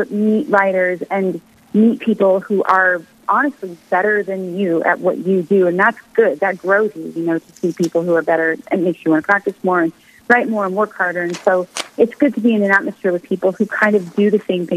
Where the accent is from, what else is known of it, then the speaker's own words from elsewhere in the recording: United States; now in Nashville, United States; I'm an American